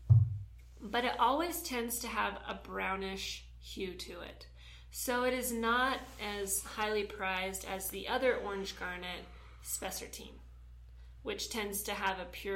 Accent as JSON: {"language": "English", "region": "Southern California", "country": "United States", "tie": "born or raised there", "said": "I grew up in Southern California"}